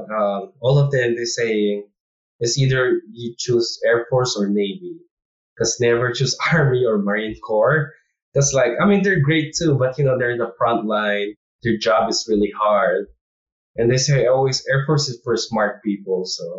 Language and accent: English; Philippines; now in United States; And we came from Philippines too. Like, we see our, like, how our Philippine military trains.